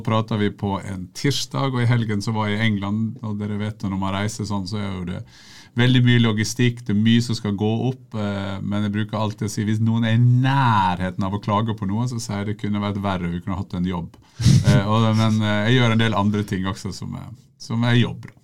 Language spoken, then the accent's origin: Norwegian; Sunnmøre, Møre og Romsdal, Norway; Som sunnmøringer flest så driver jeg for meg sjøl.